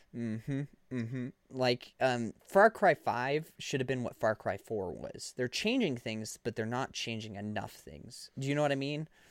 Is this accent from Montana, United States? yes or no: yes; Montana, United States; we're from Montana